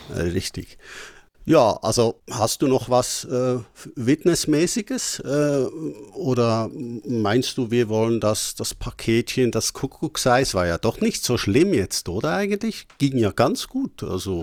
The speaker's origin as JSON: {"language": "German", "country": "Switzerland", "said": "bei uns in der Schweiz"}